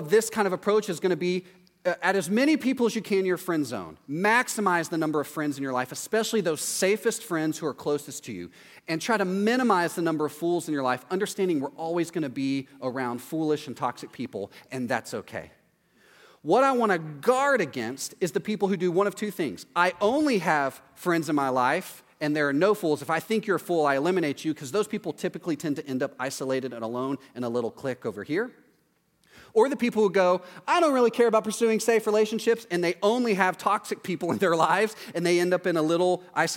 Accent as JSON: {"language": "English", "region": "East Texas", "country": "United States", "tie": "born or raised there", "said": "in East Texas in my hometown"}